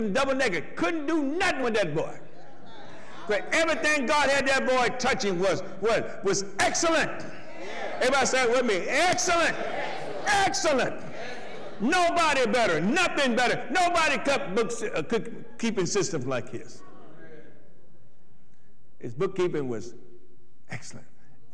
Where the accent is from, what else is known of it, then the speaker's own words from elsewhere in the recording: Athens, Tennessee, United States; the town I grew up in, Athens